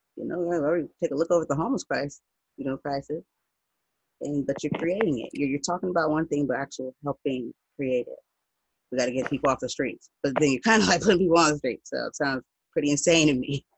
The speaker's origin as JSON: {"language": "English", "country": "United States", "said": "I'm not from Africa. I'm black. I'm American."}